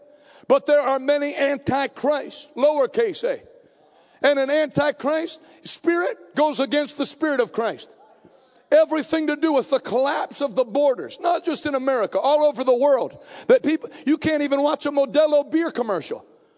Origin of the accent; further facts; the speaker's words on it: New England, United States; I grew up preaching in New England where people were born without personalities, so it's not a problem.